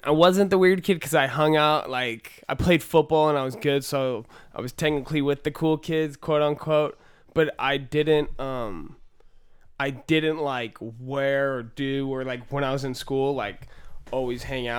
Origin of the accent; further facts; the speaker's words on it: Chico, California, United States; Yeah, but like, it's funny that rap is like a big culture, but like, in Chico, there's also like definitely another scene.